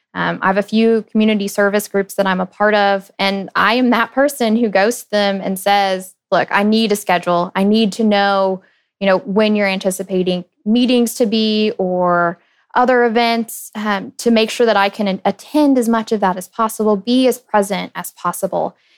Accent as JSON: {"language": "English", "town": "Dallas", "region": "Texas", "country": "United States", "tie": "born or raised there", "also_born_or_lived": "Lincoln, Nebraska", "said": "I grew up in Dallas"}